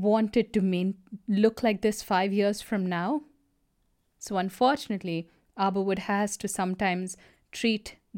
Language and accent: English; United States; I'm an American too.